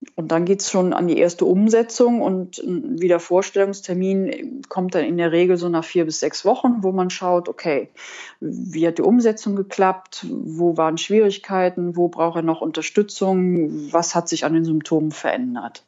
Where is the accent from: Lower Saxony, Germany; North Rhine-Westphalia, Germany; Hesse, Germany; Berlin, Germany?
North Rhine-Westphalia, Germany; Cologne